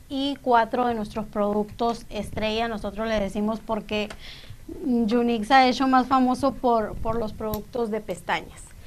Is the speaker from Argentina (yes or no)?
no; Moctezuma, Sonora, Mexico; also born or lived in Cananea, Sonora; yo nací en Cananea, Sonora, pero a los siete años, cuando yo tenía siete años, nos fuimos a vivir a Moctezuma. Entonces, cuando me preguntan de dónde soy, pues yo digo que soy de Moctezuma